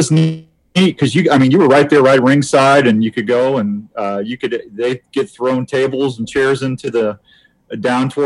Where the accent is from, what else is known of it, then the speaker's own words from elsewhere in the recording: St. Louis, Missouri, United States; now in Des Moines, United States; I grew up in St. Louis